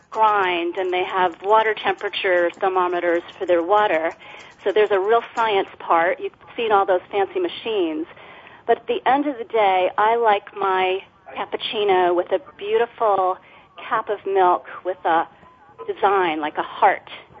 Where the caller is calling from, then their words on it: San Francisco, California, United States; I am calling from beautiful San Francisco